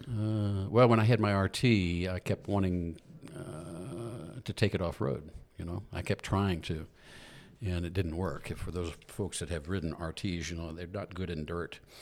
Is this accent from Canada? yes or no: no; Southern Illinois, United States; moved away; also born or lived in Atlanta, Georgia; I was raised in the Midwest in, uh, Southern Illinois area